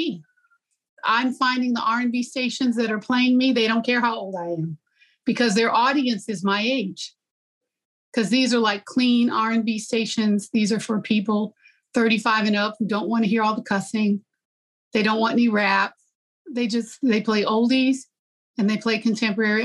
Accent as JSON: {"language": "English", "town": "Gary", "region": "Indiana", "country": "United States", "tie": "born or raised there", "said": "I was growing up in Gary"}